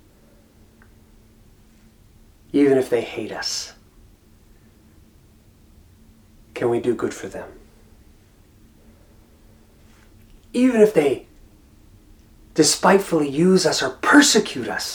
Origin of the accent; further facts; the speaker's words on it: United States; I'm an American.